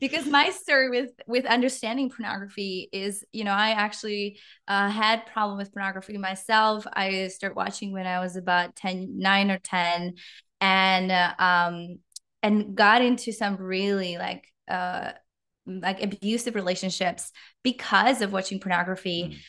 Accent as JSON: {"language": "English", "country": "Czechia", "second_language": "English", "moved": "as an adult", "lives_now": "Canada", "said": "you might hear a little bit of an accent, just a slight one. I'm from the Czech Republic"}